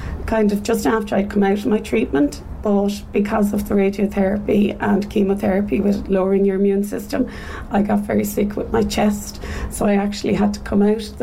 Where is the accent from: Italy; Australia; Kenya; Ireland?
Ireland; Dublin, Leinster; moved away as an adult; now in Cork, Ireland; I am originally from Dublin, but I'm here in Cork for the last 20-odd years